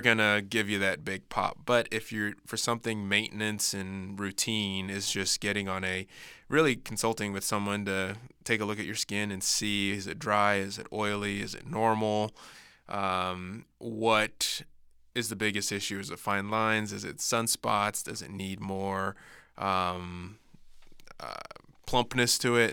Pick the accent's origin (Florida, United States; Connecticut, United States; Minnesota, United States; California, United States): Florida, United States; growing up in Florida